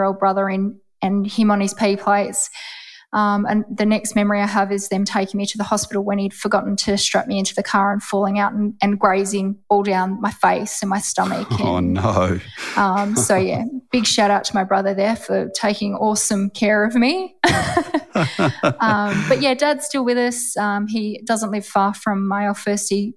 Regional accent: Perth, Western Australia, Australia; Perth has always been home. WA born and bred and bloody proud of it.

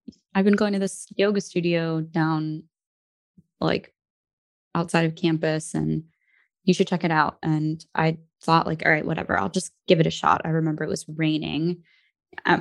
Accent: New Jersey, United States; also born or lived in Brooklyn, New York; I'm from New Jersey, but I was born in Brooklyn and my family still lives there and in New Jersey

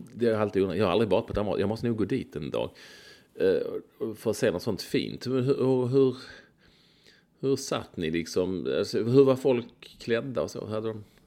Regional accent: Malmö, Skåne, Sweden; när jag var liten på Lindängen.

